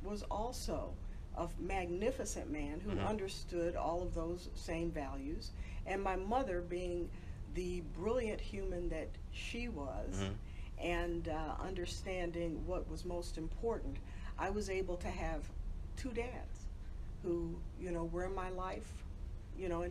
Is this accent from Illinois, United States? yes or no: yes; Chicago, Illinois, United States; I'm originally from the South Side of Chicago